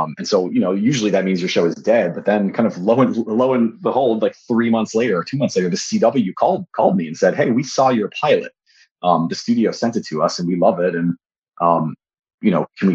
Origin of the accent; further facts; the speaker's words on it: New Hampshire, United States; I grew up in New Hampshire